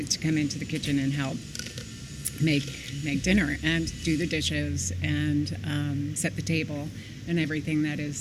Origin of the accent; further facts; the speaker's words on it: North Shore of Long Island, New York, United States; also born or lived in Michigan; I was born in Michigan and moved. My family moved to Long Island just before